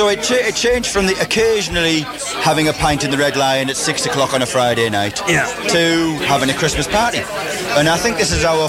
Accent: County Durham, North East England, United Kingdom; I'm from County Durham

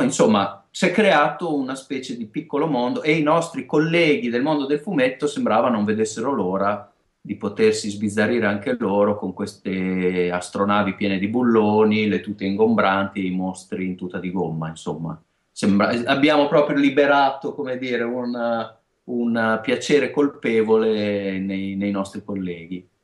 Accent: Emilia-Romagna, Italy; accent: Romagnolo; siamo romagnoli, si sentirà anche, credo, da, da, da, dalla S e dalla

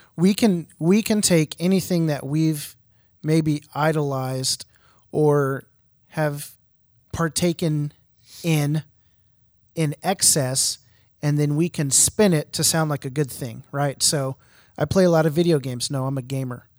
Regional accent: Houston, Texas, United States; I'm from Houston

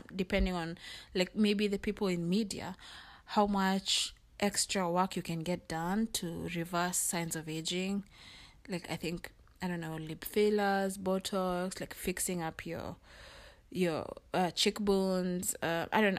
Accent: Kenya; now in United States; in Kenya there's so many languages, which is a good thing because you learn so many languages, but I wasn't fluent in my mom's like my mother tongue

